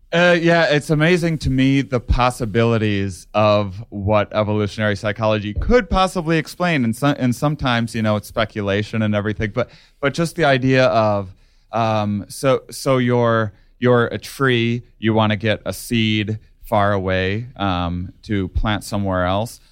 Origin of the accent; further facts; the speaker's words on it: La Crosse, Wisconsin, United States; where I grew up in La Crosse, Wisconsin.